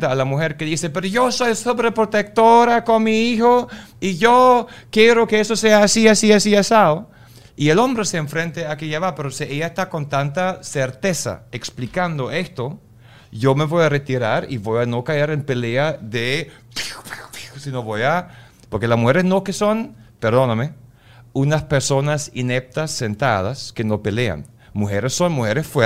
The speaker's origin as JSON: {"language": "Spanish", "country": "Germany", "second_language": "Spanish", "said": "soy alemán, no hablo muy bien español, como te has dado cuenta."}